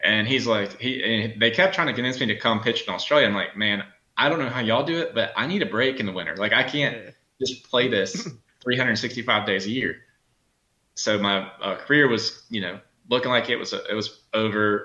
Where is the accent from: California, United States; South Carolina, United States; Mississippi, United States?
South Carolina, United States; also born or lived in Southern Georgia; growing up in Southern Georgia and South Carolina